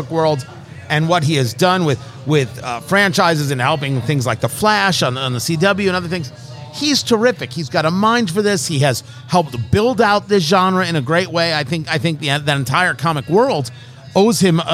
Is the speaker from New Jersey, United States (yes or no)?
yes; Middletown, New Jersey, United States; moved away; I grew up in Middletown, New Jersey